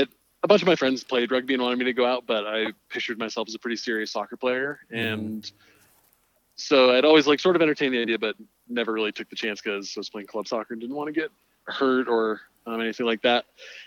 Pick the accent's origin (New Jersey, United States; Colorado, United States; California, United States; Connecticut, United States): Colorado, United States; Denver; I grew up in Denver, about 15 minutes north of Infinity Park, in Park Hill, sort of near City Park.